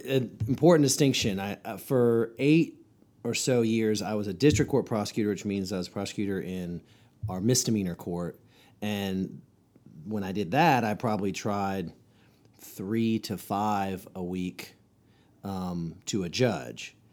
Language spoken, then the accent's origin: English; Chapel Hill, North Carolina, United States; I grew up here in Orange County, North Carolina, home to Chapel Hill